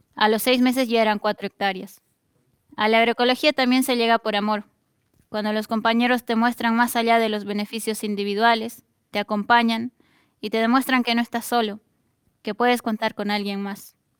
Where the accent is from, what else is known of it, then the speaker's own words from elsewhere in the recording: Bolivia; now in Argentina; la de miles de familias campesinas que venimos desde Bolivia